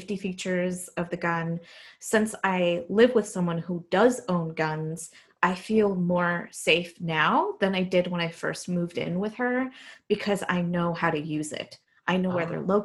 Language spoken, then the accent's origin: English; Mexico; now in Fort Worth, United States; growing up in Mexico